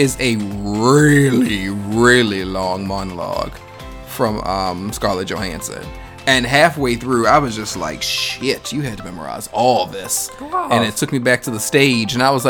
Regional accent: Baltimore, Maryland, United States; moved away as an adult; also born or lived in Union City, New Jersey; now in Atlanta, United States; that's me leaving Baltimore.

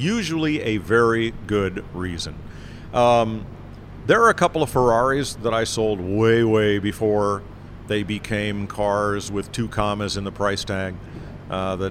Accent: north of Hartford, central Connecticut, United States; the Mercury dealer next to my hometown in central Connecticut, north of Hartford

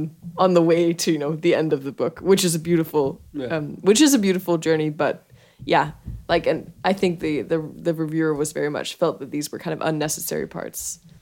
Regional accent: Denmark; I'm from Denmark, where we're sitting.

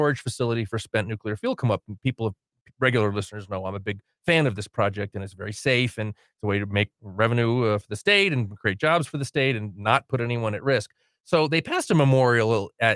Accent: Connecticut, United States; now in New Mexico, United States; Connecticut is less white. My homeland is less white than Corrales.

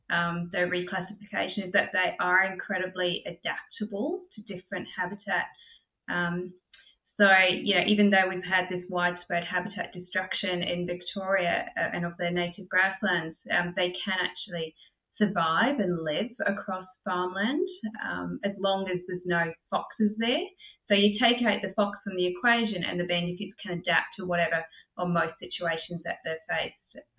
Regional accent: England, United Kingdom; now in Australia; being English

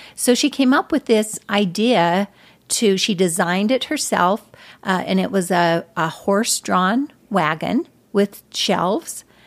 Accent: Arcadia, Utah, United States; I was born and raised in, uh, northeastern Utah.

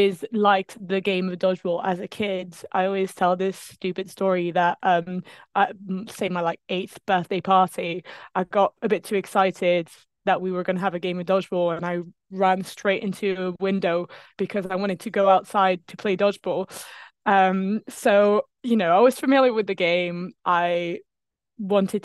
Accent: France; English is a second language; also born or lived in Bedford, England; now in England; I'm not English. I am French

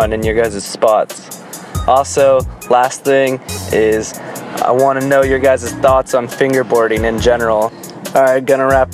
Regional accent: the Bay Area, California, United States; I'm from the Bay

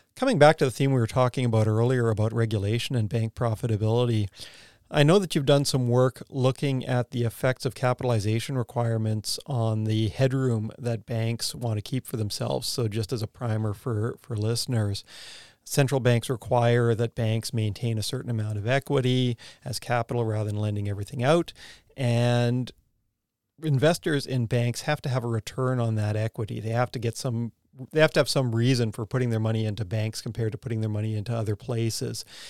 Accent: Canada; moved away as an adult; also born or lived in United States; now in New Zealand; I'm Canadian, go to grad school in the U S

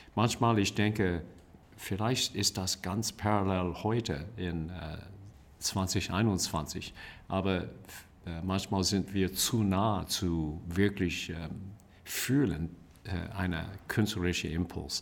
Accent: California, United States; German is a second language; moved away; also born or lived in Bavaria; für mich als ähm, äh, Amerikaner äh, in Kalifornien geboren

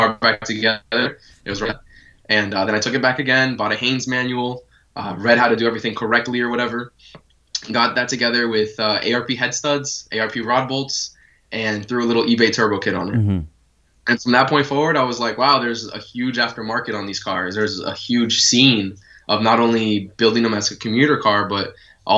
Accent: Florida, United States; also born or lived in North Carolina; I was there until I was 5, I think, and then I came down to Florida.

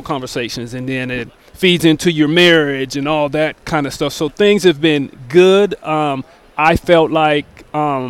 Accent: Tacoma, Washington, United States; I grew up in Tacoma

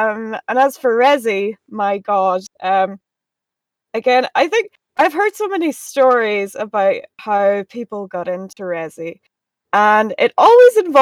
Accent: Ardara, Ulster, Ireland; I am from Ardra in County Donegal in the northwest of Ireland

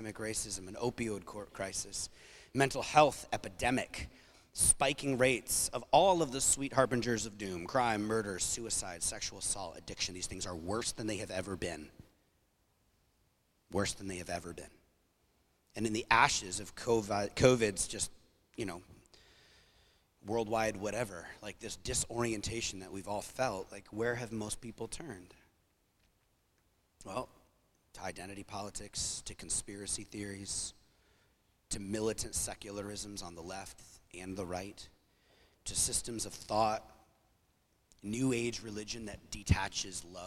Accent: New England, United States; growing up in New England

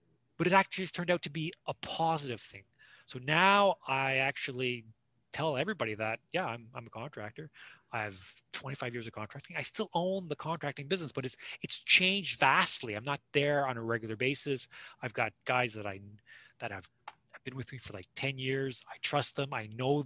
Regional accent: Toronto, Ontario, Canada; now in Kingston, Canada; I'm born and raised in Toronto, but I live in Kingston. I've been in Kingston for like 28 years

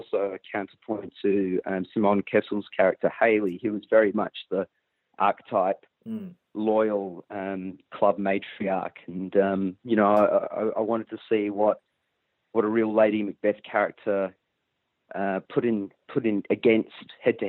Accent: Perth, Western Australia, Australia; I grew up in Western Australia

